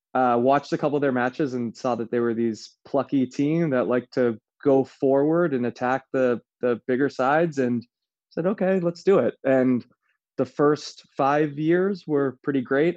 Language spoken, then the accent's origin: English; United States; as an American